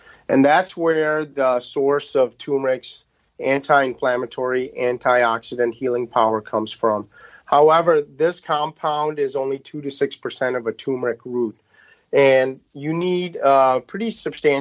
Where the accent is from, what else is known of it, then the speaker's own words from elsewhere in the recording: Pakistan; moved away; we're originally from Pakistan.